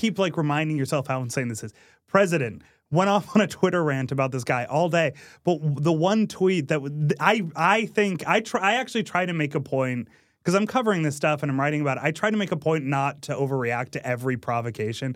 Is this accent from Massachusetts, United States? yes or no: yes; Massachusetts, United States; I grew up in Massachusetts